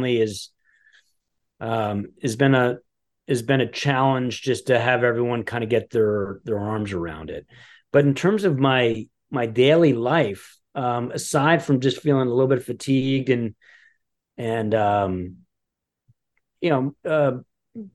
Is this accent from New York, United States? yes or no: yes; Westchester, New York, United States; also born or lived in Los Angeles / Aspen, Colorado / Boulder, Colorado; now in Greenwich, United States; I grew up in the Westchester area